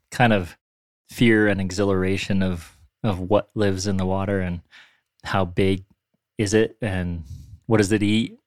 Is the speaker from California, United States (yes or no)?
no; Warren, Pennsylvania, United States; I grew up fishing up on the Allegheny River in Warren, P